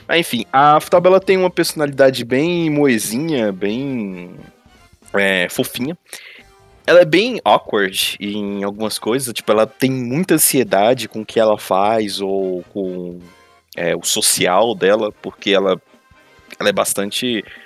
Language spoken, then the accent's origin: Portuguese; Brazil; como brasileiro